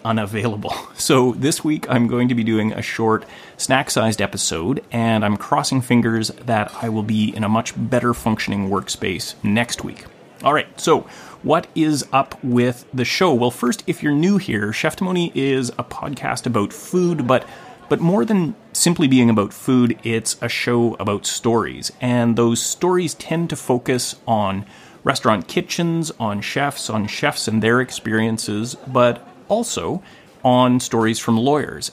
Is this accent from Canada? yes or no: yes; Gibsons, British Columbia, Canada; here in my hometown of Gibson's, British Columbia